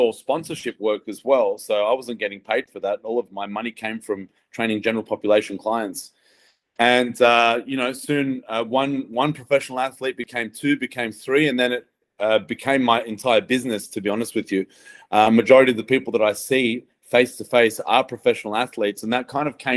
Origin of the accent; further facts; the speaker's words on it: Australia; the Australian Strength Coach.